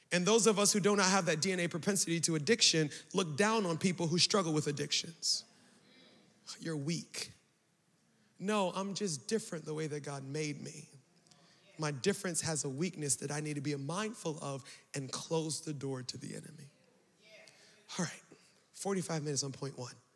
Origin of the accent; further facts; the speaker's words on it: Baltimore, Maryland, United States; I'm from Baltimore